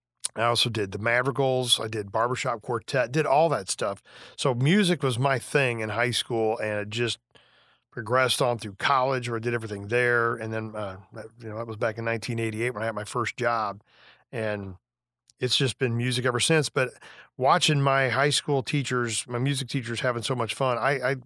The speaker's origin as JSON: {"language": "English", "town": "Beardstown", "region": "Illinois", "country": "United States", "tie": "born or raised there", "said": "Beardstown, Illinois, yeah."}